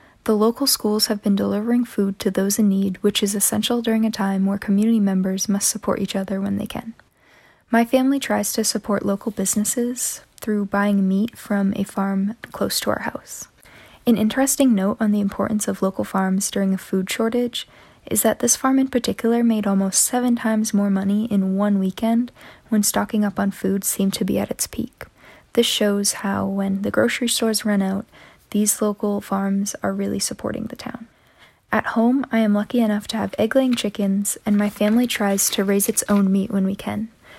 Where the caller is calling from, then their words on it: New Hampshire, United States; I am reporting from Central New Hampshire.